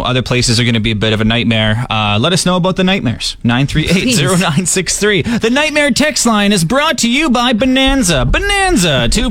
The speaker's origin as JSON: {"language": "English", "region": "Saskatchewan", "country": "Canada", "said": "We're from Saskatchewan, so we want to be like that agriculture expert. We want to be a farmer. It's in our roots."}